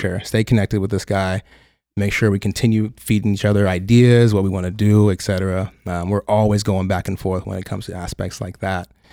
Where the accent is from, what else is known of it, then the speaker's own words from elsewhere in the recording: Tulsa, Oklahoma, United States; moved away as an adult; also born or lived in Detroit, Michigan; now in Los Angeles, United States; born and raised in Detroit, Michigan. Uh, moved to Tulsa, Oklahoma when I was a wee child, and then came out to L A about ten years ago